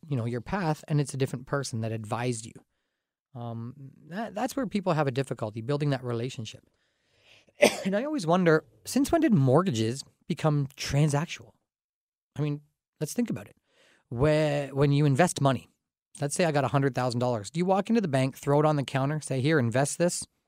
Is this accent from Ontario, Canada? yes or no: yes; Dorchester, Ontario, Canada; I grew up in Dorchester, kind of a small town atmosphere outside of London here